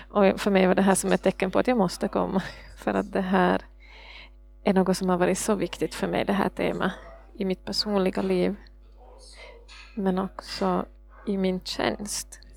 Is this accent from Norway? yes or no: yes; Norway; Swedish is a second language; Jag är norsk. Men jag förstår att min norska är så dålig så jag måste det på engelska istället.